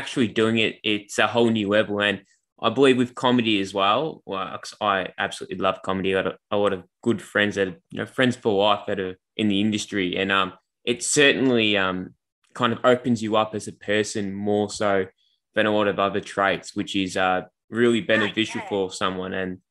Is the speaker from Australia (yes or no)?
yes; Melbourne, Victoria, Australia; I'm from Melbourne